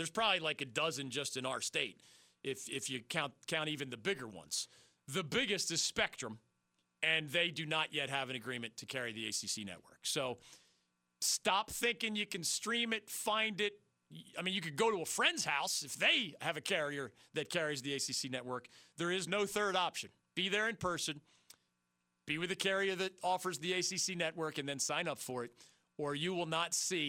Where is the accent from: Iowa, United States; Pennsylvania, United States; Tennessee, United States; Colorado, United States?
Pennsylvania, United States; Philadelphia; I got a lot of Stephen A. Smith growing up in Philadelphia.